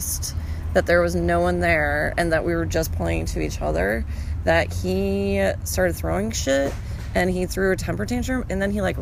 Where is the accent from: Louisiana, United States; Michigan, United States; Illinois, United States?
Illinois, United States; Chicago; accent: Chicago; I'm from Chicago.